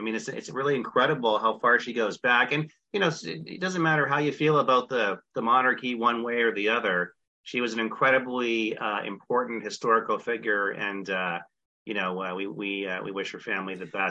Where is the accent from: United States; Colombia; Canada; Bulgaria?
Canada; moved away; I'm Canadian originally, so I grew up in one of the colonies of the Commonwealth, right?